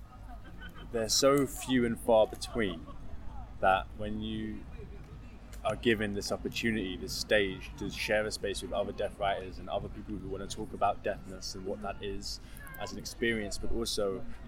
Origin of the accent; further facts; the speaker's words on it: London, United Kingdom; My secondary school was a hearing school with a deaf unit in North London called Blanche Neville